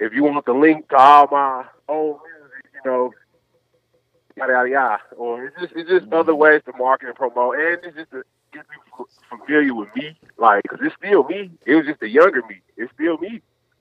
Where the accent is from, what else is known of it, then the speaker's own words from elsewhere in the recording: Nashville, Tennessee, United States; I'm Nashville.